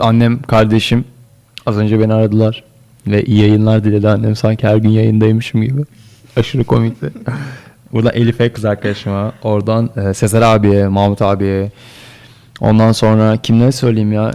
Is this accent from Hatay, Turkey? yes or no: no; Bursa, Turkey; orada doğdum. Orada büyüdüm